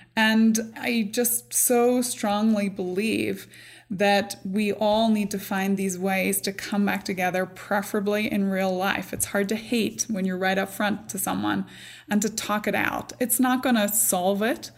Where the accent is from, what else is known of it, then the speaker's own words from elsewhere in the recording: Northern Ireland, United Kingdom; moved away; I grew up in Northern Ireland. I grew up in a very small community, but I grew up during the Troubles